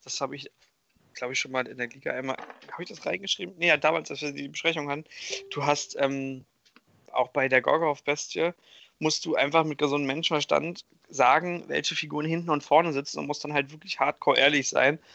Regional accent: Hamburg, Germany; ich bin aus Hamburg

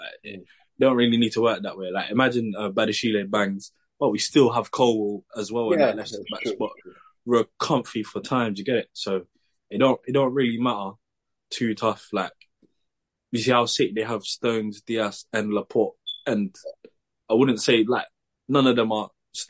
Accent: Molde, Møre og Romsdal, Norway; I came from Molde, fam.

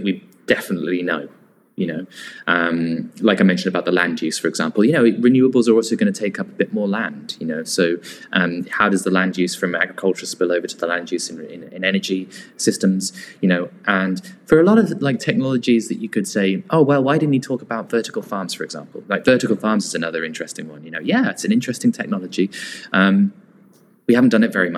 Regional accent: near Northampton, middle of England, East Midlands, United Kingdom; I was in grew up in the middle of England, so near Northampton

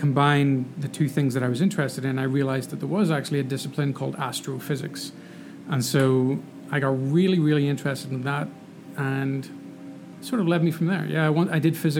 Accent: Northern Ireland, United Kingdom; moved away as an adult; So I'm from there. And lived there for the first 18 years of my life.

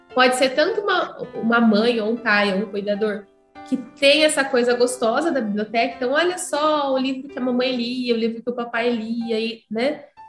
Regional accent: Ourinhos, São Paulo, Brazil; Eu sou de Ourinhos

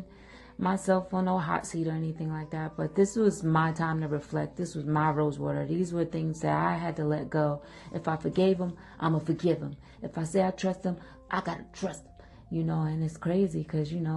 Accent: Philadelphia, Pennsylvania, United States; I'm from Philly

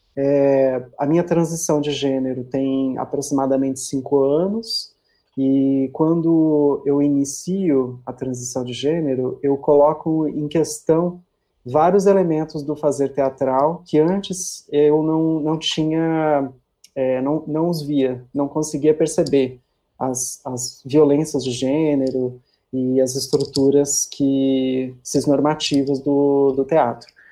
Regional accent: São Paulo, Brazil; moved away as an adult; now in Porto Seguro, Brazil; eu sou de São Paulo, né? Minha vida toda praticamente morei lá

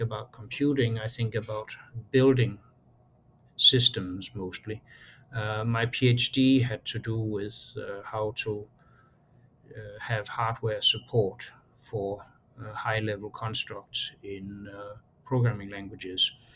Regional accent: Aarhus, Central Denmark Region, Denmark; moved away; I was born in Aarhus. It's a town of uh, then about a quarter of a million uh, people.

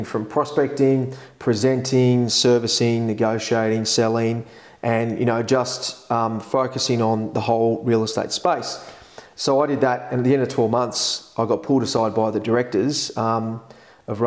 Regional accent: Epping, New South Wales, Australia; I grew up in Epping

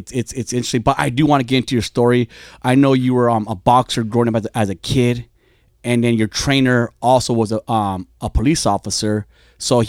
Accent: Fontana, California, United States; I grew up in gangs in Fontana

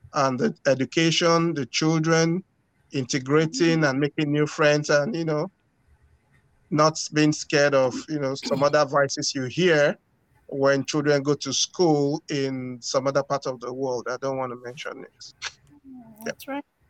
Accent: Lagos, Nigeria; now in Moncton, Canada; I was born in Nigeria. Okay. Grew up in Nigeria in the busy city of Lagos.

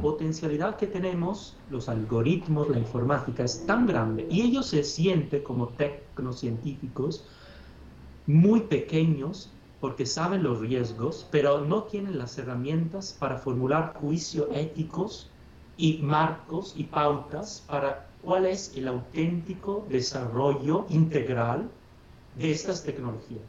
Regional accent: Padua, Veneto, Italy; Spanish is a second language; moved away; soy italiano. Nací en Padua, una ciudad del norte de Italia, cerca de Venecia

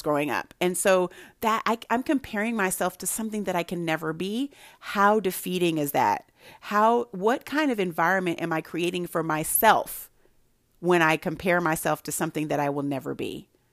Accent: Santa Barbara, California, United States; I grew up in Santa Barbara, California

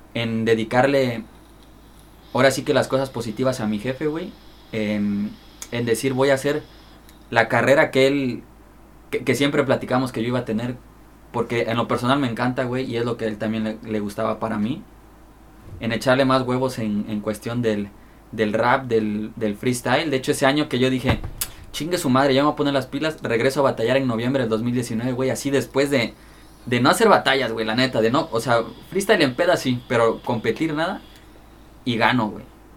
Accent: Chilpancingo, Guerrero, Mexico; la capital es Chilpancingo Los Bravos, donde es aquí su servidor.

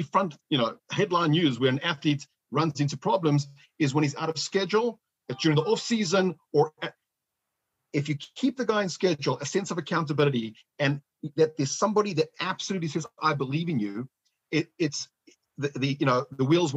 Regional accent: Johannesburg, Gauteng, South Africa; moved away; I was born in Johannesburg, South Africa

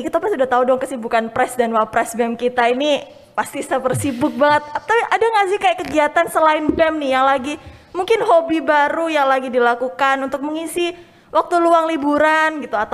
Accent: Surabaya, East Java, Indonesia; aku asal Surabaya, asli Surabaya ya.

